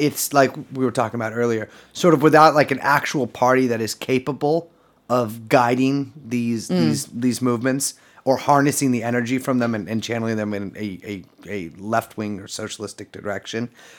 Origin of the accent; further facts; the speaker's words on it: Scotland, United Kingdom; I voted for the Scottish National. I'm a Scottish citizen.